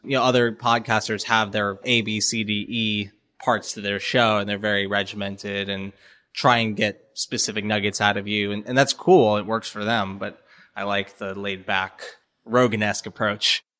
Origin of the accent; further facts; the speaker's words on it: Florida, United States; also born or lived in New York; now in Atlanta, United States; I'm from Florida originally. My whole family is New Yorkers, and I used to live in New York for about four years. We moved to Atlanta about a year ago